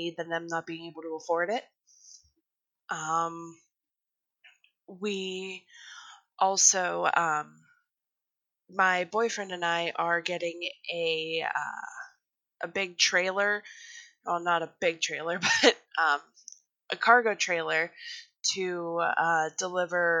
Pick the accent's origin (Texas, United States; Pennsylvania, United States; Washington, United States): Pennsylvania, United States; Arnold; moved away; also born or lived in Vernon Township; Back home, in my hometown of Arnold, Pennsylvania, I started helping out a lot at our fire department